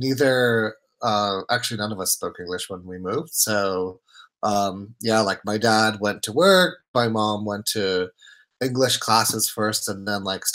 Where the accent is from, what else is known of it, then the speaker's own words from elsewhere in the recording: New Jersey, United States; English is a second language; also born or lived in Poland; when I was born in Poland, when I was 10, my parents and I moved to New York, or actually New Jersey